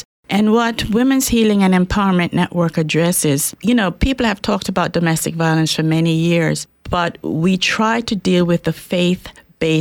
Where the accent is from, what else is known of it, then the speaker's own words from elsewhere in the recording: Bermuda; also born or lived in Jamaica; now in Spokane, United States; I was born in Jamaica, West Indies, but grew up in Bermuda. And I lived in Bermuda for quite a while, went to school there. So that's where I was brought up.